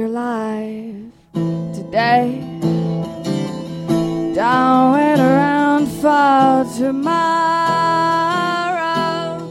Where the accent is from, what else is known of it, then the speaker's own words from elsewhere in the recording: France; also born or lived in Poland; now in United States; I was born in Poland, grew up in France, and live here.